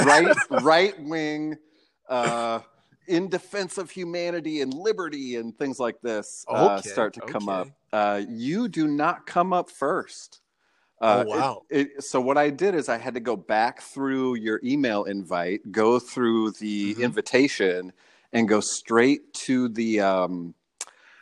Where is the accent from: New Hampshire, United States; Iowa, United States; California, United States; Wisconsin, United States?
Iowa, United States; I am from Iowa. That's where I consider myself from.